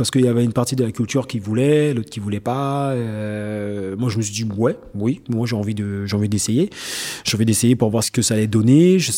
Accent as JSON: {"language": "French", "region": "French Guiana", "country": "France", "said": "je me suis dit, euh, ans avant, je viens de Guyane, je suis inconnu au bataillon."}